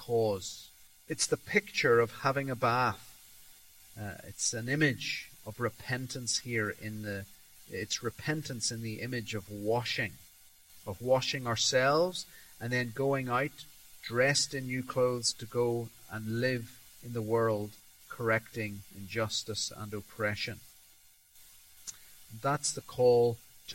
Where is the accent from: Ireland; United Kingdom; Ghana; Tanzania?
Tanzania; I was brought up in Tanzania